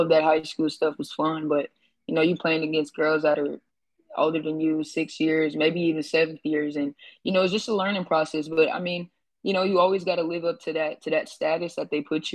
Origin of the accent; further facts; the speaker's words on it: New York City, New York, United States; also born or lived in Harlem; I grew up in the Bronx.